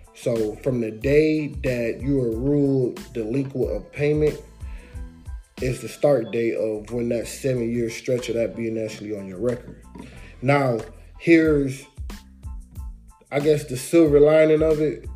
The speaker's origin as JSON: {"language": "English", "town": "Detroit", "region": "Michigan", "country": "United States", "said": "I'm from Detroit"}